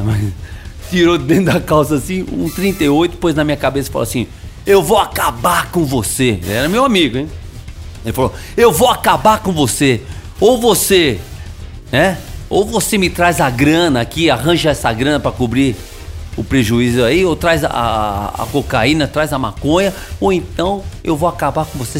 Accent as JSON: {"language": "Portuguese", "region": "São Paulo", "country": "Brazil", "tie": "born or raised there", "moved": "yes", "said": "eu sou de São Paulo, nasci em São Paulo, na capital"}